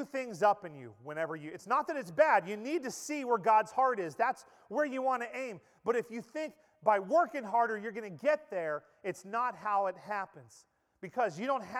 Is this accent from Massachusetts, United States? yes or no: no; Pennsylvania, United States; moved away; the little mill town where I grew up in Pennsylvania